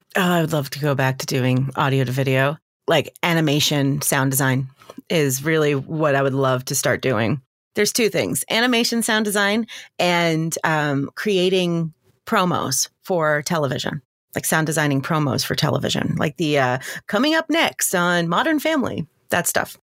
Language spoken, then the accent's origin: English; Long Island, New York, United States; moved away as an adult; also born or lived in Georgia; now in Atlanta, United States; I grew up on Long Island in New York, and I moved to Georgia to go to college.